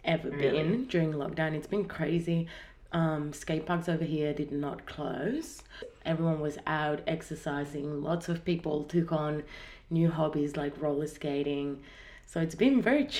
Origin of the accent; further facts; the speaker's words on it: Spain; English is a second language; now in Australia; I'm Spanish though, so excuse my accent and my struggle to pronounce some words